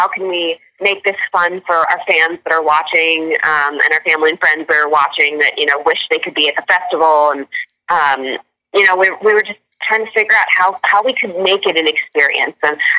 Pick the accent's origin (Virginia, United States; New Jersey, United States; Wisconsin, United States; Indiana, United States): Virginia, United States; now in California, United States; I'm from Virginia. So we grew up going every summer to North Carolina, South Carolina.